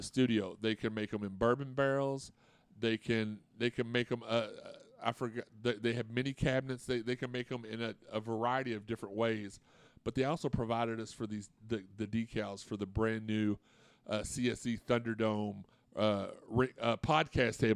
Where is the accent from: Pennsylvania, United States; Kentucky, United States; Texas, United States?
Kentucky, United States; Louisville; I grew up in Auburndale, which is like right across the bridge from it